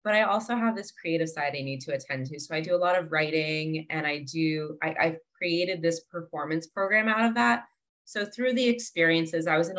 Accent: New Jersey, United States; also born or lived in Boston, Massachusetts; now in Delray Beach, United States; I'm originally from New Jersey.

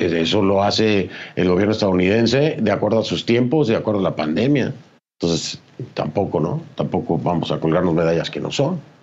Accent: Mexico; now in United States; yo soy mexicano

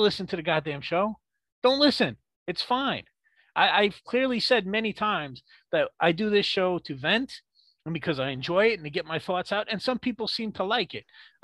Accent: New York, United States; I am a New Yorker

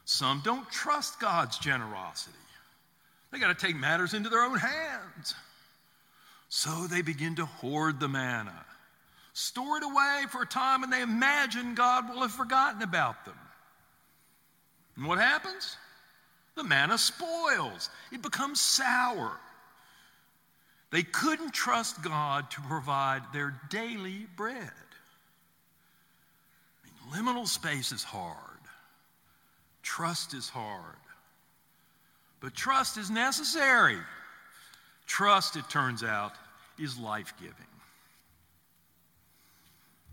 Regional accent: the South, United States; I grew up in the South in the 50s

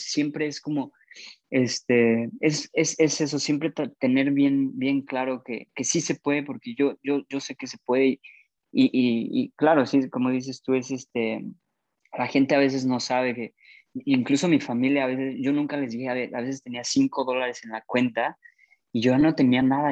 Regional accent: Mexico; moved away as an adult; yo aprendí inglés en México y lo he mejorado mucho aquí, pero no es mi, no es mi primer idioma

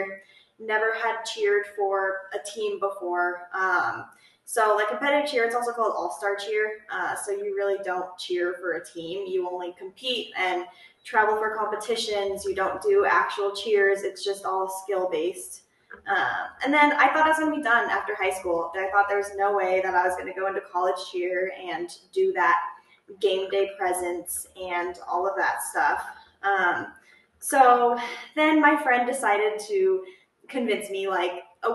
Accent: Golden, Colorado, United States; also born or lived in Fort Collins, Colorado; I grew up in Golden, Colorado, so only like an hour away from Fort Collins, where we are now

